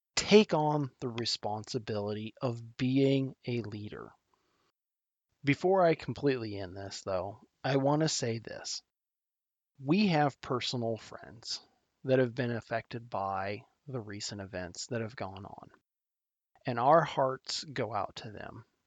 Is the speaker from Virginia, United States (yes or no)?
no; Nebraska, United States; my home state of Nebraska